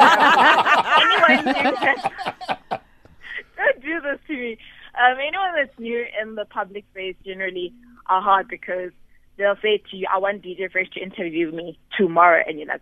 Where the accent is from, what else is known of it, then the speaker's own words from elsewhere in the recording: Modisakeng, North West, South Africa; from a small village in the northwest, about 30 kilometers from Kansas City.